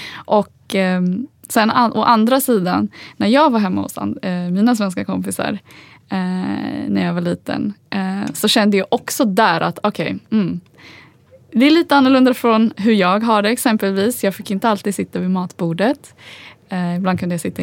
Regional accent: Stockholm, Stockholm County, Sweden; first language Swedish; also born or lived in Agadir, Morocco; jag är uppväxt som sagt i Husby men jag gick i skola i innerstan.

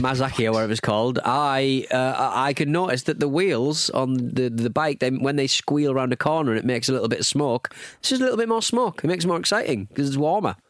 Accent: United Kingdom; we're British

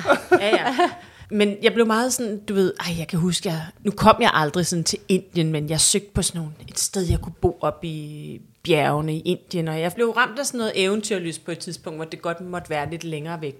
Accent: Hellerup, Capital Region of Denmark, Denmark; jeg er vokset op i Hellerup

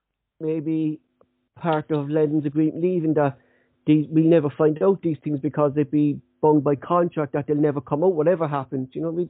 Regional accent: Ireland; Our native language is a dying language within our country

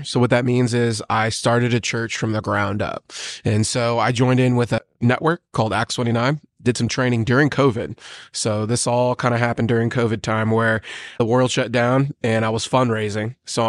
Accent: Yokota, Tokyo, Japan; born there; So I grew up a military brat. And I was born in Yokota, Japan, and I grew up on Marvel Comics and Final Fantasy VII.

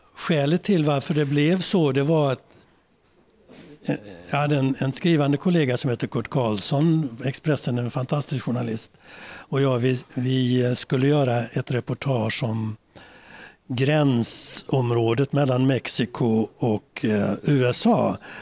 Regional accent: Sweden; moved away as an adult; also born or lived in New York; som svenskar

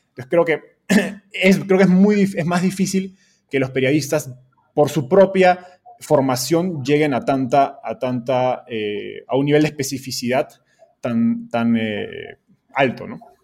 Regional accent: Peru; moved away as an adult; now in Mexico; yo soy de Perú, pero radicado en México

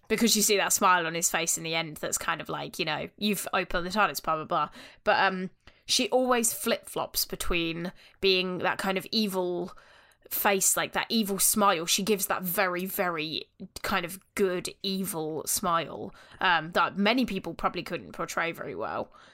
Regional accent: Northampton, East Midlands, United Kingdom; we in Northampton

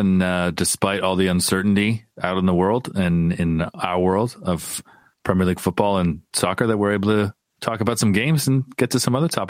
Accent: Windsor, Ontario, Canada; My hometown of Windsor, Ontario.

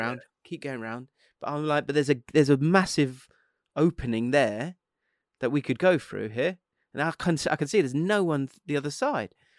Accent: England, United Kingdom; an English bloke

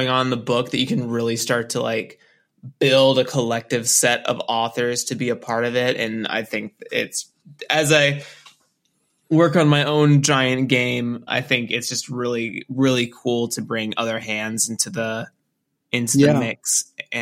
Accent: Northern California, United States; I was born in Northern California, and I lived in Central California for a long time.

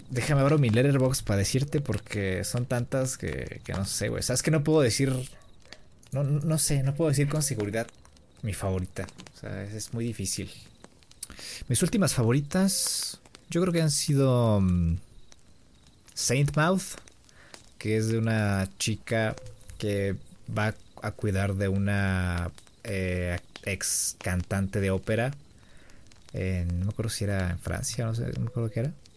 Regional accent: Mexico; yo soy mexicano

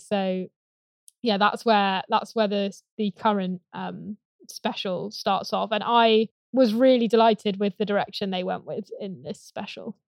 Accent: Gloucestershire, South West England, United Kingdom; I grew up in Gloucestershire, about twenty minutes away from, um, where this is filmed.

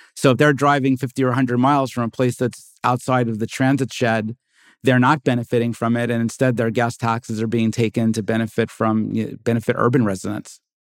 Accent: California, United States; I'm a Californian

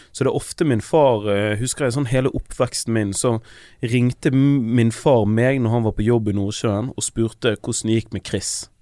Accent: Bergen, Vestland, Norway; vi er fra sted som heter Loddefjord

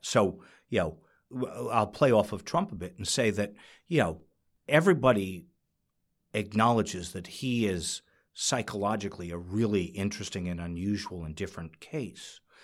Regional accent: New York, United States; I'm a New Yorker

